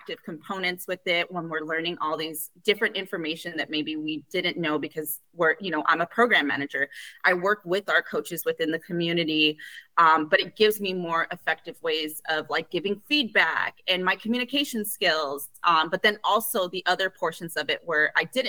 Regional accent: Los Angeles, California, United States; I am from the communities I serve. I am from East Los Angeles

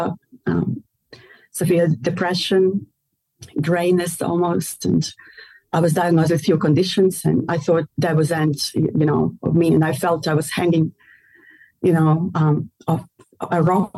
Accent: Melbourne, Victoria, Australia; I'm from Australia

